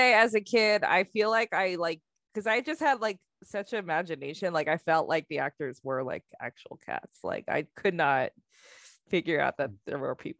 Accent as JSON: {"language": "English", "region": "New York", "country": "United States", "tie": "born or raised there", "said": "I grew up in New York."}